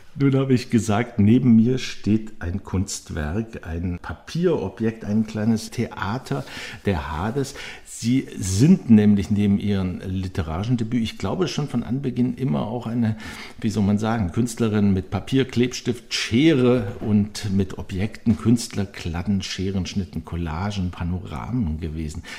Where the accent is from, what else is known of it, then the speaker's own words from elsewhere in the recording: Swabia, Germany; moved away; ich bin in Schwaben aufgewachsen, meine ganze Schulzeit als Nike-Schmeckter